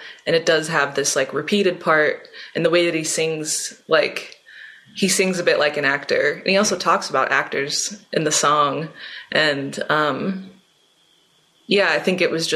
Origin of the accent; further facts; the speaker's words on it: Richmond, Virginia, United States; moved away as an adult; now in Philadelphia, United States; I live in Philly, but I'm from Richmond, Virginia.